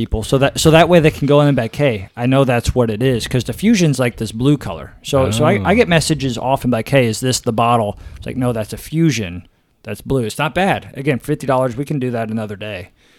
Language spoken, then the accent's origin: English; Kansas, United States; So we came from Kansas.